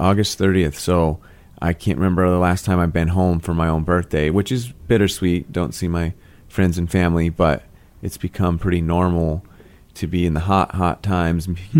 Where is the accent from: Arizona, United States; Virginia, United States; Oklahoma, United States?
Arizona, United States; Phoenix; I grew up in Glendale and Peoria, on the west side